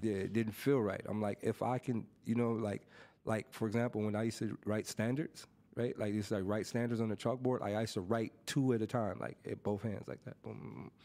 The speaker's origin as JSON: {"language": "English", "town": "Los Angeles", "region": "California", "country": "United States", "tie": "born or raised there", "said": "throughout my whole growing up in Watts"}